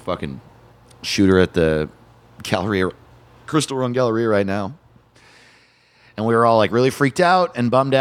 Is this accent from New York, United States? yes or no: yes; small town near Middletown, New York, United States; moved away; I grew up in a very small town removed from city life completely, and so we had to drive half an hour, like five towns away, to go to the nearest mall